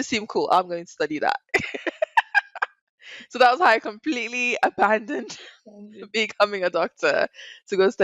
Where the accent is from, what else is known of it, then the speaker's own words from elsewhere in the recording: Nigeria; moved away as an adult; also born or lived in Dubai; now in London, United Kingdom; also Nigerian, born and raised.